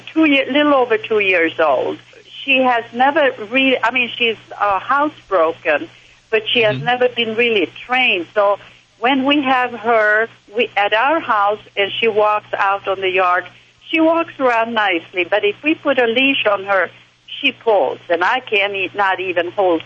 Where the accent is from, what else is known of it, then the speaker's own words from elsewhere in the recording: Sweden; now in United States; I'm from Sweden.